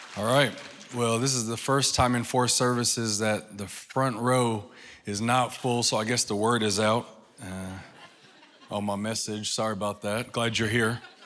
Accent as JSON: {"language": "English", "region": "New York", "country": "United States", "moved": "yes", "said": "I'm from New York. So where I come from, we don't talk like"}